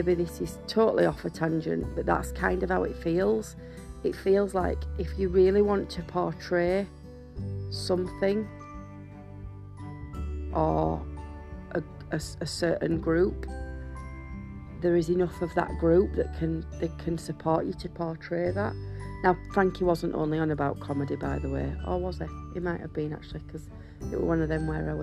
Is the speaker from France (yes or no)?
no; United Kingdom; we're white British